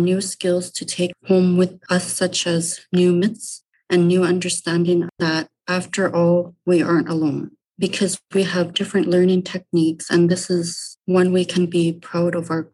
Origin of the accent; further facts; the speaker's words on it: Rankin Inlet, Nunavut, Canada; I'm from Rankin Inlet, Nunavut, born and raised